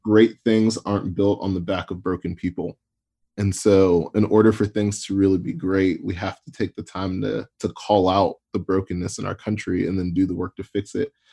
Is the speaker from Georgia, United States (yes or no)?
yes; Atlanta, Georgia, United States; I grew up in Atlanta